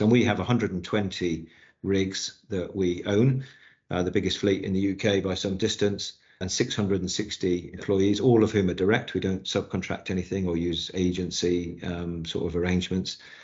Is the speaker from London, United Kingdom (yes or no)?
no; Newquay, South West England, United Kingdom; moved away; I was brought up in Newquay in Cornwall